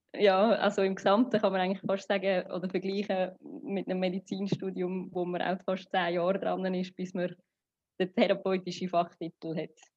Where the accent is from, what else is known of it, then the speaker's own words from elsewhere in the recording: Switzerland; moved away as an adult; now in Dubai, United Arab Emirates; ich komme ursprünglich aus Sri Lanka, bin aber in der Schweiz aufgewachsen und auch geboren